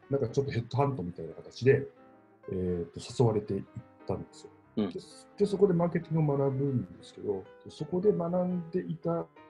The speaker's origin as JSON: {"language": "Japanese", "region": "Miyazaki", "country": "Japan", "tie": "born or raised there", "said": "僕、宮崎県の出身で"}